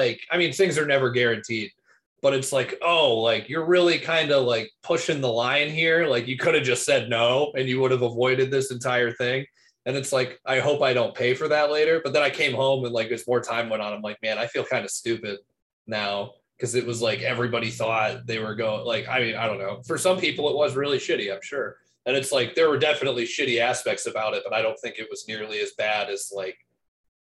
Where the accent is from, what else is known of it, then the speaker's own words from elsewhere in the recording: Cleveland, Ohio, United States; oh, like Cleveland.